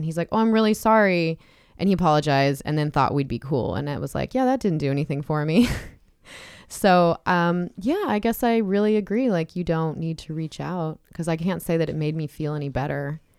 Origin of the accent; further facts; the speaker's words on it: San Diego County, California, United States; I grew up in San Diego County.